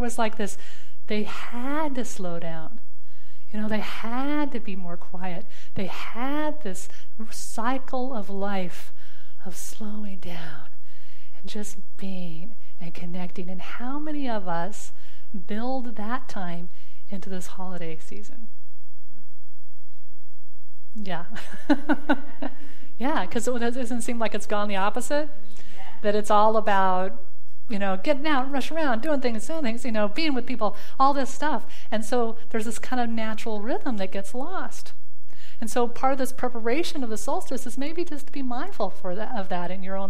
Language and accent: English; Southwest United States, United States; moved away as an adult; also born or lived in Arizona; now in Virginia, United States; I grew up in the Southwest and Southwest United States